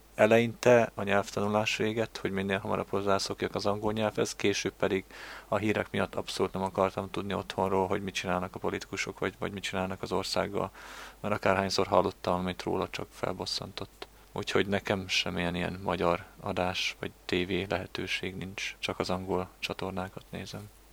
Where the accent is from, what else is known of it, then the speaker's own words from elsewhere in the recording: Hungary; moved away; magyar vagyok én is